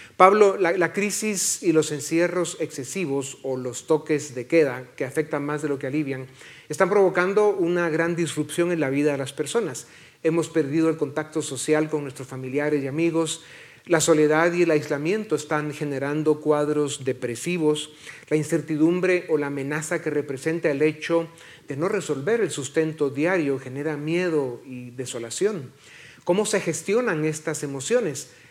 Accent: Guatemala; somos muchos los guatemaltecos

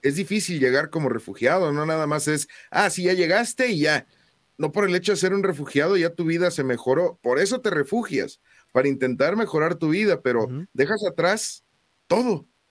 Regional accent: Mexico; somos mexicanos

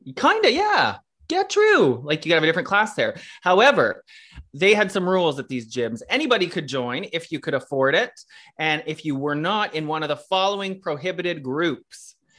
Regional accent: Kanata, Ontario, Canada; growing up in Canada, which is a suburb of Ottawa

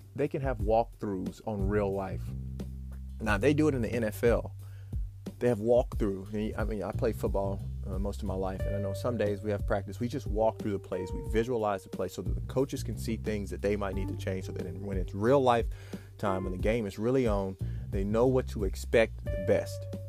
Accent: Memphis, Tennessee, United States; growing up in Memphis, Tennessee

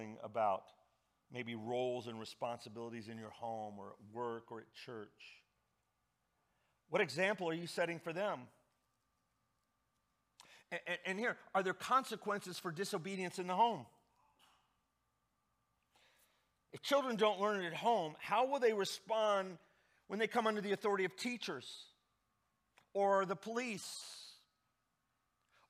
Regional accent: Indianapolis, Indiana, United States; I grew up in Indianapolis

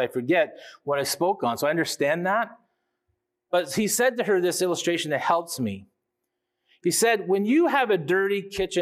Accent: Canada; we as Canadian people

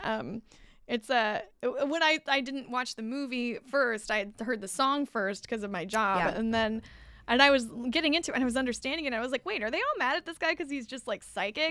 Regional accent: California, United States; I'm a Californian, tried and true. Never been in the snow for more than just a ski trip

